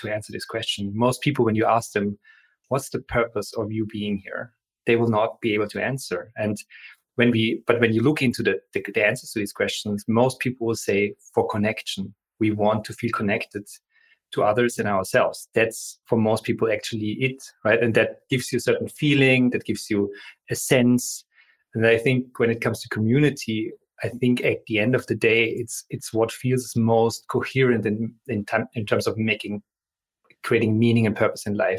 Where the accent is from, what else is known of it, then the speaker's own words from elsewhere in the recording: Austria; moved away; I come from Austria, so German board games are a big part of our tradition. We grow up playing with each other.